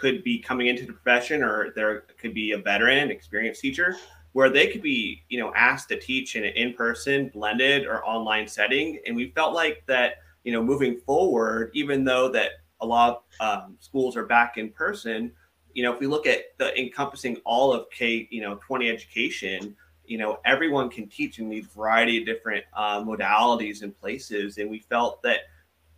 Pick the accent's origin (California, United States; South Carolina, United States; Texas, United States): California, United States; San Diego; I'm from San Diego, California